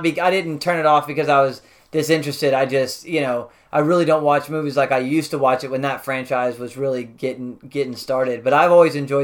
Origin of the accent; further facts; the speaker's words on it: Dallas, Texas, United States; also born or lived in Fort Worth, Texas; Born in Dallas, too, I was.